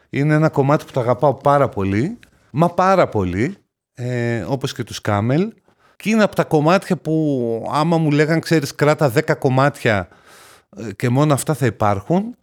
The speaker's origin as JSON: {"language": "Greek", "town": "Thessaloniki", "region": "Central Macedonia", "country": "Greece", "tie": "born or raised there", "said": "Εγώ γεννήθηκα και μεγάλωσα στη Θεσσαλονίκη."}